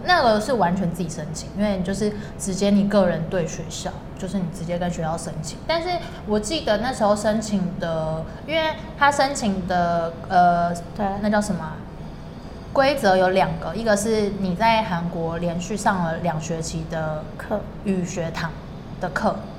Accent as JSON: {"language": "Chinese", "country": "Taiwan", "tie": "born or raised there", "said": "台湾还算是，还是我的家乡，就是我可能未来还是会定在这里"}